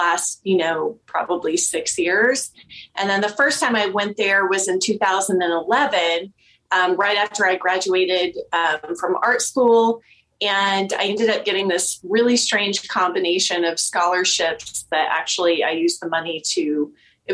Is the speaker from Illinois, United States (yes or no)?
no; Amarillo, Texas, United States; also born or lived in Oklahoma; now in Denver, United States; I grew up little poor girl in Amarillo, Texas